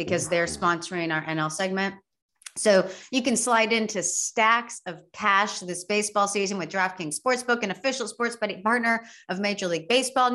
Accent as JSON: {"language": "English", "region": "Texas", "country": "United States", "said": "we're from Texas."}